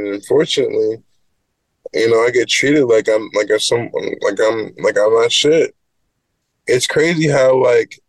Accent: Great Neck, New York, United States; growing up in Great Neck

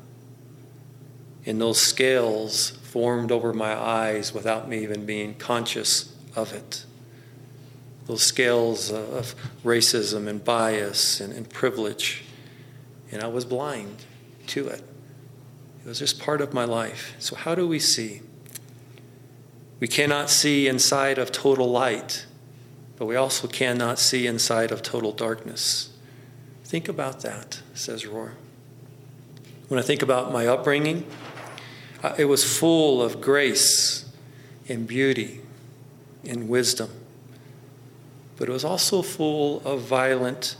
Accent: Central Texas, United States; moved away; I also grew up in Central Texas

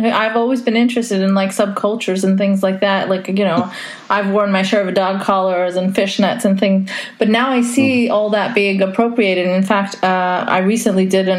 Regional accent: Saudi Arabia; Like, I grew up in Saudi Arabia. So I actually grew up under Sharia law. I mean, I grew up in a compound for foreigners

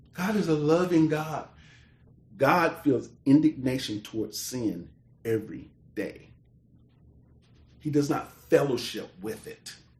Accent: United States; I was born in America

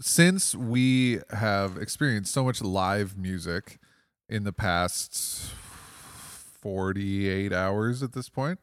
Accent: Toledo, Ohio, United States; I'm one of two composers who, on this festival who is actually born here.

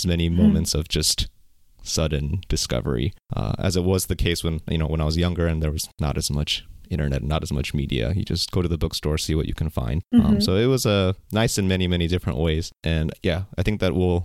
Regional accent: Bay Area, California, United States; now in Seattle, United States; I grew up in the Bay Area in California

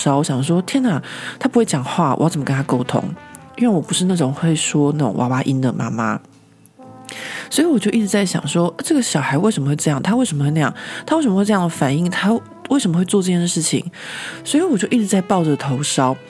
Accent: Taiwan; accent: Taiwanese; now in France; 不管怎么样，我都甩不掉，就是我的台湾的腔调。

